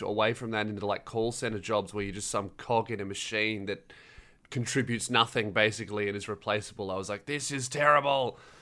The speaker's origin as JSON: {"language": "English", "town": "Melbourne", "region": "Victoria", "country": "Australia", "tie": "born or raised there", "said": "I grew up, uh, on Frankston Line"}